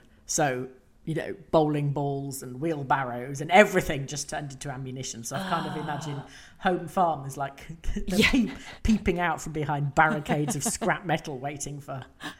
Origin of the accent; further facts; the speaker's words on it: Brooklyn, New York, United States; also born or lived in Queens; Harriet, please note, I grew up in Brooklyn and just across the borough border in Queens. Not all of us have Brooklyn accents.